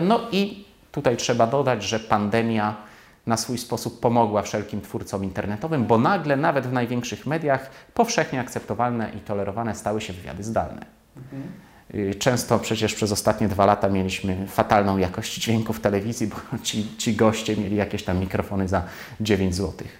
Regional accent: Poland; jestem stąd, znam ten język, tę kulturę

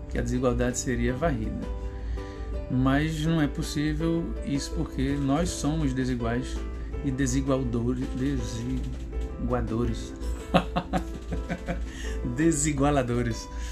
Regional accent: Recife, Pernambuco, Brazil; eu sou de Recife, né? Sou lá de Pernambuco.

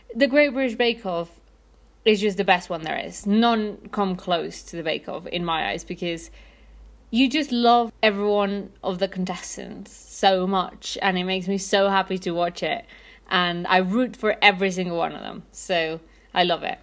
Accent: Mexico City, Mexico; I'm from Mexico City

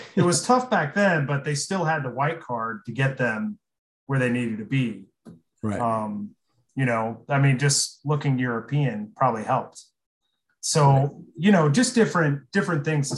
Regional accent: Aurora, Nebraska, United States; I'm from Aurora

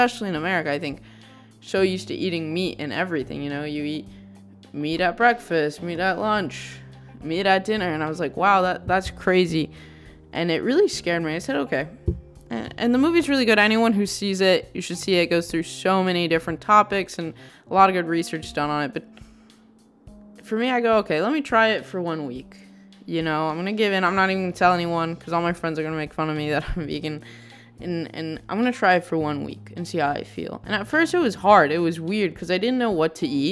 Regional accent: Texas, United States; I grew up in Texas

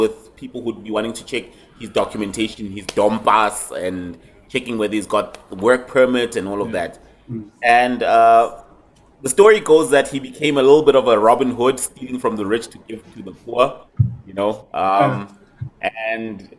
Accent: Soweto, Gauteng, South Africa; first language English and Zulu; I'm born and bred in Soweto. All I know is life in Soweto

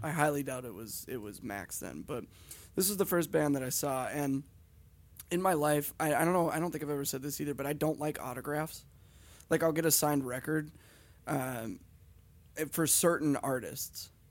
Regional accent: Hibbing, Minnesota, United States; where we're from, because we're from the town that he was born

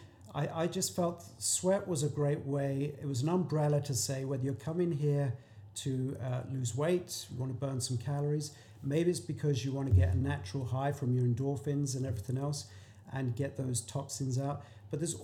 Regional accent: England, United Kingdom; moved away; I'm from England

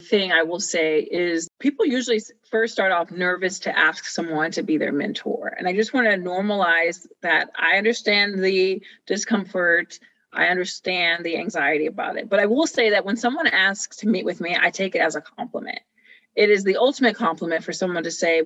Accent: Rialto, California, United States; also born or lived in Pomona, California; I came from Rialto, California. Actually, I was born in Pomona, California, but then we moved to Rialto.

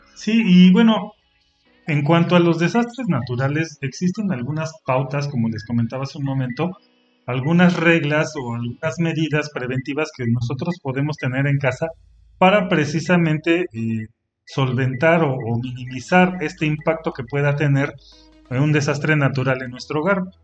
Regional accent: Mexico; also born or lived in Pachuca, Hidalgo; nosotros somos de México, pero acá en Pachuca Hidalgo nosotros platicamos

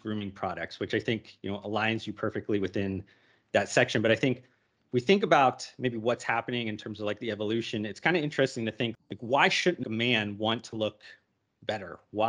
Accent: Youngstown, Ohio, United States; moved away; I grew up Northeast Ohio in Youngstown

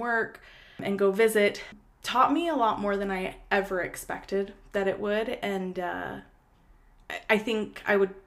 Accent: Minnesota, United States; me and my brothers, we just had a really great childhood in Minnesota growing up there

